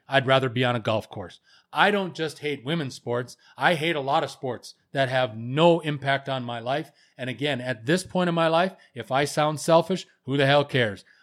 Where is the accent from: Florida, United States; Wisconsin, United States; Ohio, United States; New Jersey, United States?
Wisconsin, United States; central; moved away as an adult; also born or lived in Los Angeles / Bay Area; growing up, my formative years were right smack dab in the middle of Wisconsin